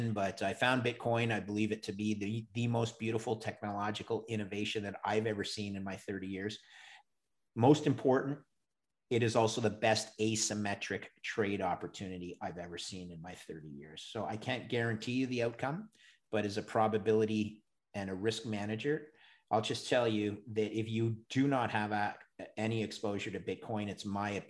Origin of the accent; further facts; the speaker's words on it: Montreal, Quebec, Canada; I'm a Canadian. I grew up in Montreal